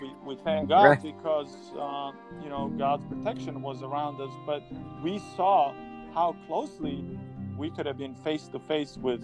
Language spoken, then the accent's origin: English; Serbia; moved away; I was growing up in Serbia. I was in early high school time, freshman